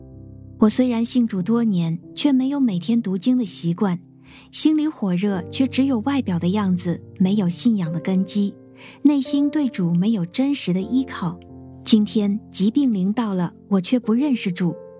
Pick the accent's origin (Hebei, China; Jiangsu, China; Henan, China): Hebei, China; 我来自河北，生长在农村，家里是聚会点，信徒约有二十几个人。